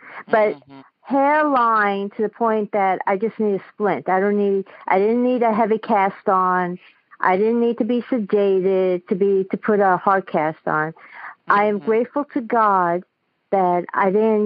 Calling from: New York City, New York, United States; I'm calling from Queens, New York

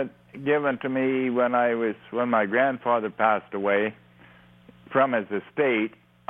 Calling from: Ontario, Canada; Well, it's just outside. It's about 30 minutes from Kitchener.

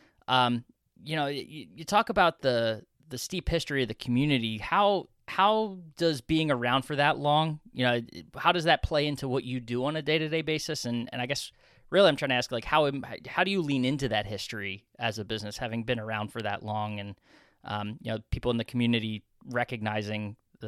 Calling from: Philadelphia, Pennsylvania, United States; You know, I'm talking from Philadelphia over here, so a town of a couple millions. So definitely quaint compared to, to where I sit.

